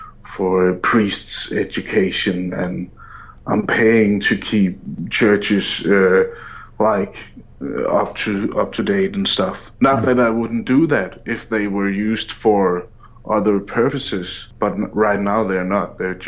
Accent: Denmark; My Twitter handle is …, and I'm from Denmark.

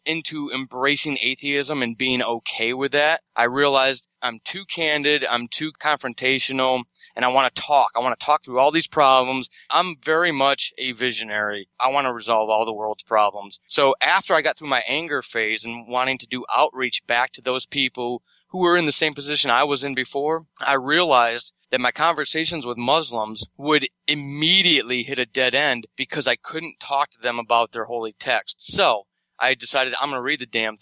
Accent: United States

